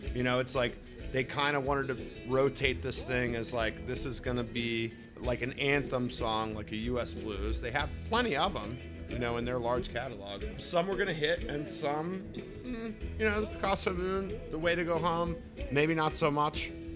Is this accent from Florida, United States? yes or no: no; Baltimore, Maryland, United States; I've always lived in Baltimore or the surrounding area. It's not like I lived in different spots in my life. I've always been here. So I travel out of here. I love my hometown. I love Baltimore